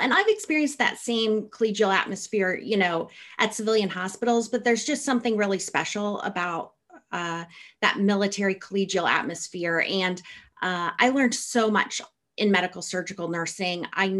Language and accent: English; Midwest, United States; I came from the Midwest, so coming to Seattle, where everything was green all year round, was very exciting